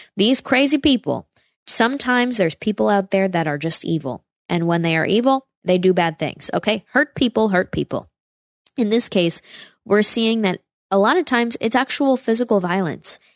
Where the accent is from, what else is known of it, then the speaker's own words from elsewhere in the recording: upstate New York, United States; my hometown area in upstate New York